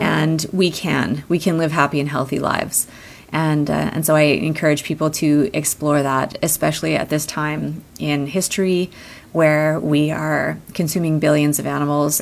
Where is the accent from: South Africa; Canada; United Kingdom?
Canada; I was born here in Canada